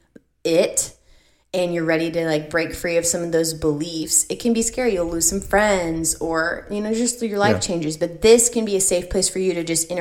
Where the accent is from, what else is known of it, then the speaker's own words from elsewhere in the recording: Central Florida, United States; we grew up in Florida. What up? 813 Central Florida